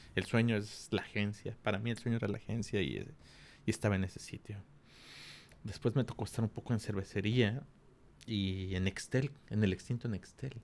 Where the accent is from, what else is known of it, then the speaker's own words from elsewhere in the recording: Mexico City, Mexico; moved away as an adult; also born or lived in Culiacán; Soy de la Ciudad de México, llegué a Culiacán a los 23 años